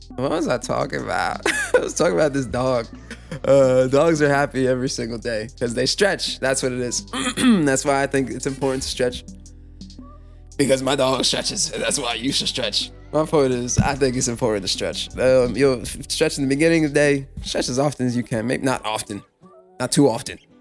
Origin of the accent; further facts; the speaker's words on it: New York City, New York, United States; I'm from New York City.